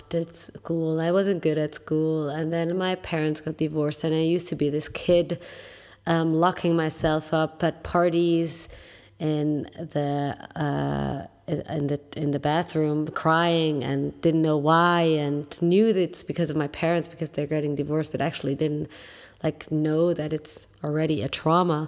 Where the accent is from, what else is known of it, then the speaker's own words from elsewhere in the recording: Switzerland; I was born and raised in Switzerland